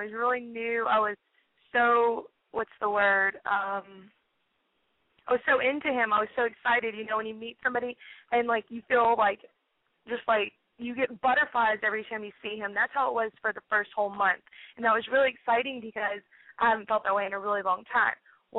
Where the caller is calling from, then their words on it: Houston, Texas, United States; I'm 21 years old, and I live in Houston, Texas.